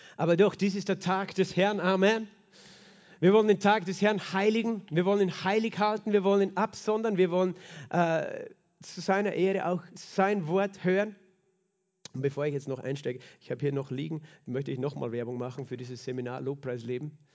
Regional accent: Klagenfurt, Carinthia, Austria; wir gerne am See sind, als Kärntner, als Klagenfurter

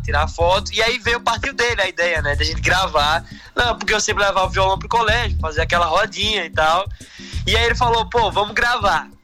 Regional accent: Recife, Pernambuco, Brazil; no Recife, né, que é minha cidade de origem, né, onde nasci, fui criado

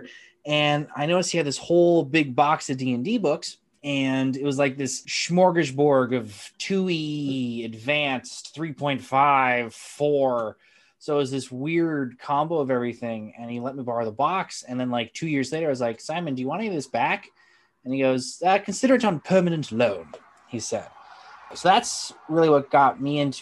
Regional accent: White Mountains, New Hampshire, United States; now in Manchester, United States; I am from New Hampshire, East Coast boy, born and raised, originally grew up in the White Mountains.

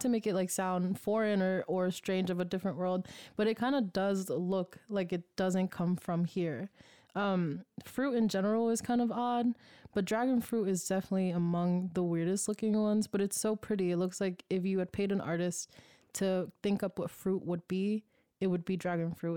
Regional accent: Oakland, California, United States; moved away; I'm from East Oakland

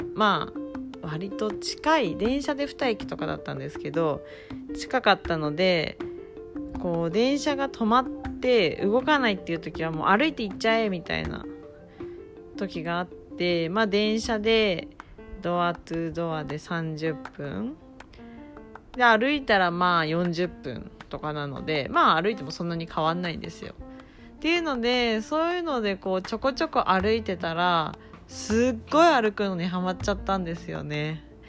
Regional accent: Kumamoto, Japan; moved away as an adult; now in Tokyo, Japan; 私はもともと熊本 生まれ熊本育ちで二十20歳の時に東京へ引っ越して

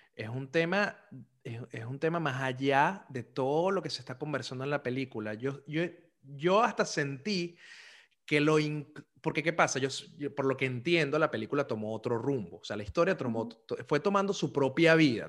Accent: Caracas, Capital District, Venezuela; moved away; also born or lived in Zulia; yo fui criado en una embajada zuliana en Caracas

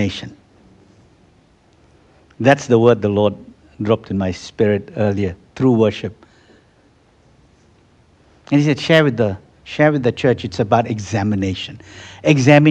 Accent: Malaysia; I come from Malaysia, and in Malaysia, you have the Muslims praying 5 hours a day

